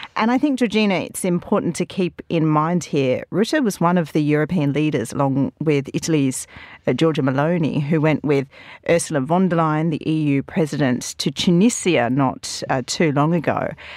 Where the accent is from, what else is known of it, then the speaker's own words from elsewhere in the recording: Australia; being Australian